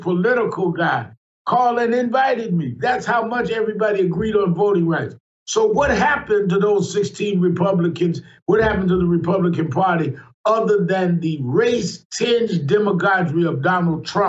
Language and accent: English; New York City, New York, United States; I was born and raised in Brooklyn, New York.